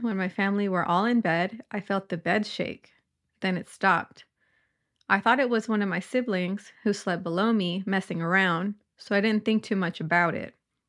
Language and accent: English; Northern Ireland, United Kingdom; I'm from Northern Ireland.